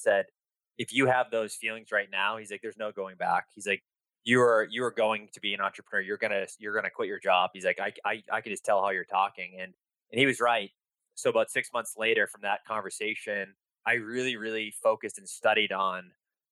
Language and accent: English; Boston, Massachusetts, United States; So I'm an East Coast boy. So born and raised in Boston, Mass